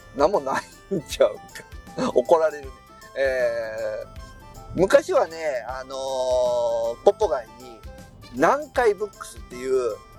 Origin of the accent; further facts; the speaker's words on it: Tokushima, Japan; うちは徳島市民なんですけど